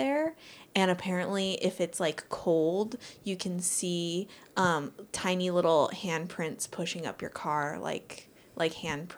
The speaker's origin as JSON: {"language": "English", "town": "Covina", "region": "California", "country": "United States", "tie": "born or raised there", "said": "I grew up in Covina. I don't know if it was in Covina, but somewhere around there."}